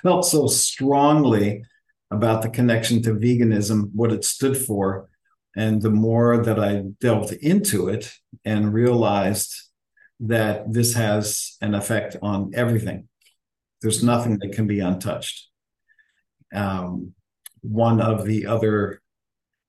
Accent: Philadelphia, Pennsylvania, United States; moved away; also born or lived in Atlanta, Georgia; My hometown is Philadelphia, by the way. So it was a great town to grow up in musically and culturally

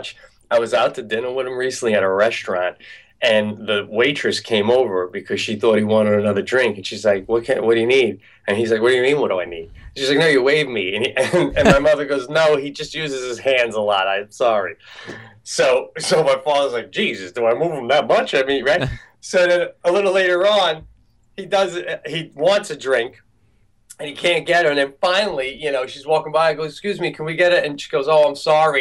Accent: Suffolk County, Long Island, New York, United States; now in Western New York, United States; I grew up out in Suffolk

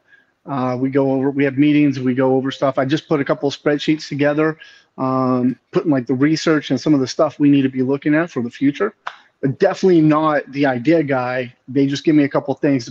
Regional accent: Texas, United States; I grew up in Texas, born and raised Texas

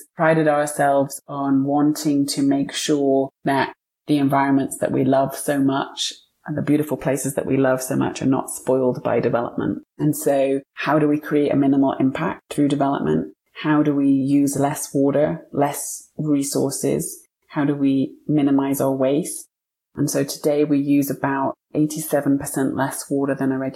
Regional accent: United Kingdom; moved away as an adult; now in Montana, United States; I'm British, but my husband was born and raised in Montana

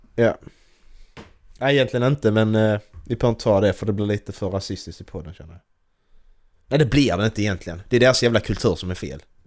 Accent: Sweden; jag kommer från Sverige

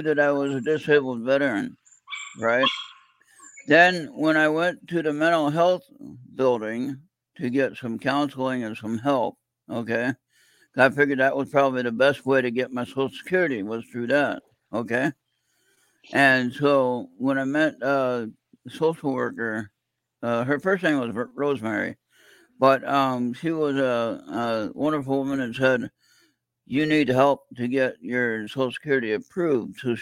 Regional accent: California, United States; Born and raised in California.

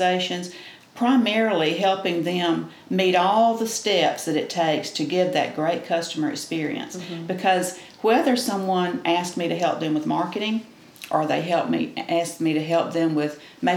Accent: Quitman, Georgia, United States; now in Boston, Georgia, United States; My hometown is Quitman, and I love Quitman too

